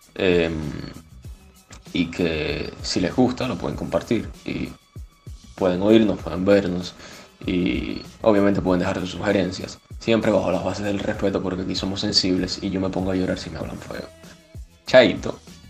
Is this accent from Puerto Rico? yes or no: no; Cuba; moved away; Yo soy de Cuba